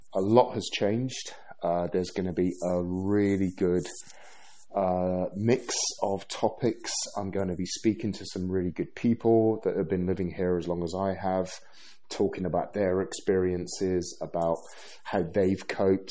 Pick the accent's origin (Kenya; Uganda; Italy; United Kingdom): United Kingdom; London; moved away as an adult; also born or lived in Bristol; now in Sweden; I've been British born, lived in London for most of my life after I moved from Bristol. But in 2011, I moved to Sweden.